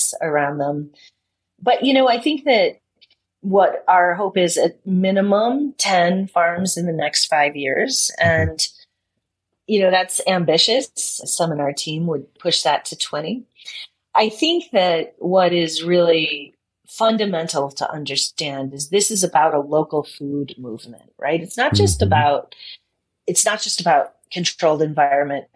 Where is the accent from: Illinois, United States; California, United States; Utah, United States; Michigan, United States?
Michigan, United States; Detroit; I'm from Detroit. I grew up there